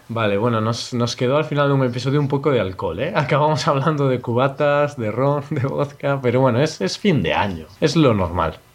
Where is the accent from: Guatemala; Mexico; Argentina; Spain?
Spain; also born or lived in Poland; somos españoles